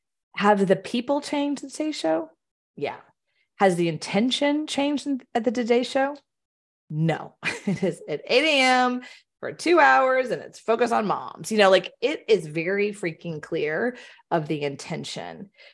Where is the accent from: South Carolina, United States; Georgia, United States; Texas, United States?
Texas, United States; Houston; I grew up in the Baptist Southern Houston area.